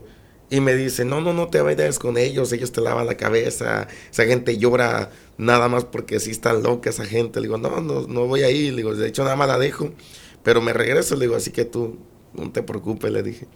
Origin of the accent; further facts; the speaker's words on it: Minatitlán, Veracruz, Mexico; nacimos en Minatitlán, Veracruz. En Minatitlán, Veracruz somos originarios de allá.